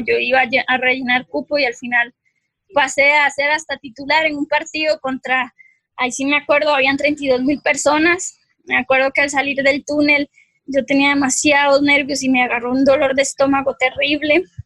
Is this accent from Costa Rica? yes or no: yes; Costa Rica; moved away as an adult; also born or lived in Colombia / France; en Costa Rica aquí